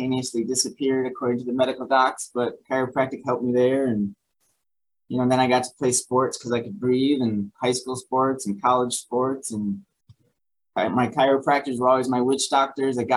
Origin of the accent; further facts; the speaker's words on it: Buffalo, New York, United States; moved away as an adult; now in Virginia, United States; I was from Buffalo. And as much as I love being a Buffalo kid, I always will be.